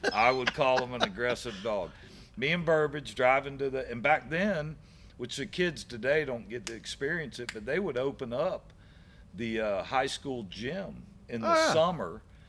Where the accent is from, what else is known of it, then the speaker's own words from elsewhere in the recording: Brandon, United States; I can tell you, I do not regret whatsoever growing up in Brandon.